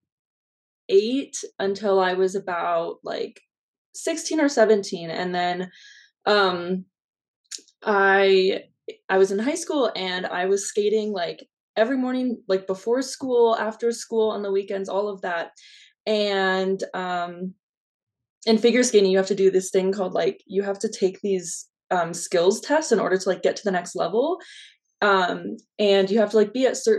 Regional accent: Denver, Colorado, United States; I'm from Denver, Colorado

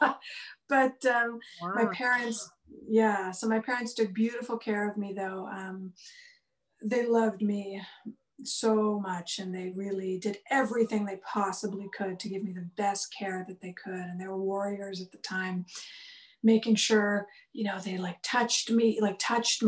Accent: Vancouver, British Columbia, Canada; also born or lived in India; I was born here in Vancouver, BC, where I'm at now. I actually live on the same block as the house I grew up on

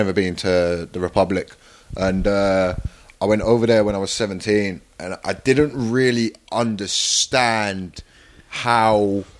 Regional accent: Croydon, London, United Kingdom; I mentioned I was from Croydon

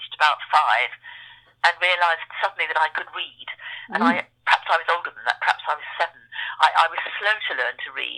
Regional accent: Edgware, London, United Kingdom; also born or lived in Bangkok, Thailand; we grew up on the far edges of Edgware, which was quite a rural suburb, the bit where we lived

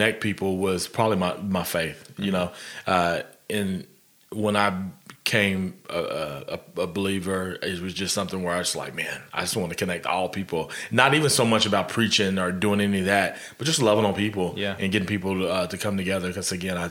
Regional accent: Guthrie, Oklahoma, United States; Born in Oklahoma City, though, and then shipped directly to Guthrie.

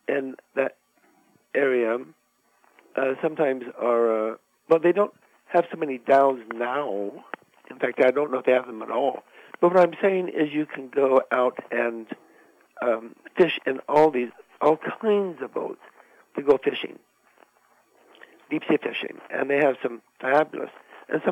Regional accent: United States; I'm American

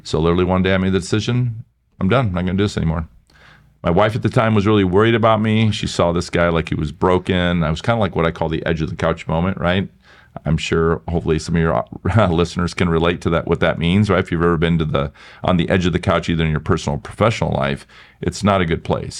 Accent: Iowa, United States; moved away as an adult; also born or lived in Milwaukee; I was from Iowa

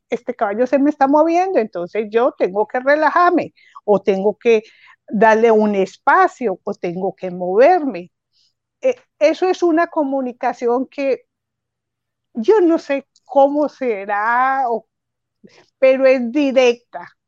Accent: Antioquia, Colombia; Ah, yo soy colombiana, soy de, Antioquia.

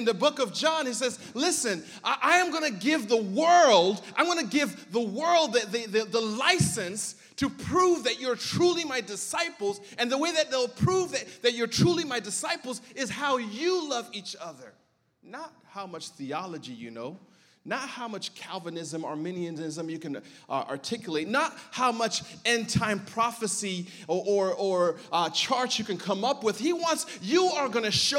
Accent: Berrien Springs, Michigan, United States; also born or lived in Southeast Africa; Came to America when I was 8 years old, and I grew up in a small town called Berrien Springs, Michigan.

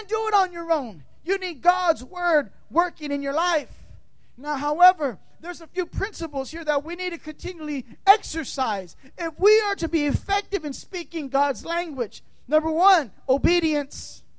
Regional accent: California, United States; moved away; also born or lived in Tampa, Florida; I'm from California

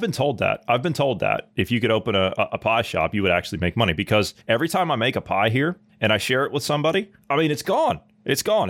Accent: Southeast Ohio, United States; moved away; I grew up in Southeast Ohio on a, uh, uh, on the Ohio River

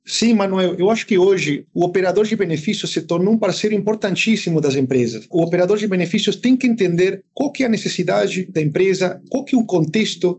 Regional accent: San Salvador de Jujuy, Jujuy, Argentina; moved away; eu consegui trabalhar de Jujuy, né, na minha cidade, só durante as férias, né, foram 40 dias, eu consegui voltar para minha terra depois de dois anos

